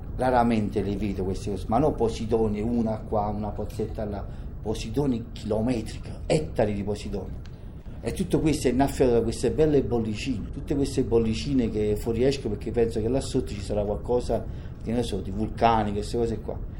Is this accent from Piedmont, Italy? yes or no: no; Naples, Campania, Italy; Io per esempio sono di Napoli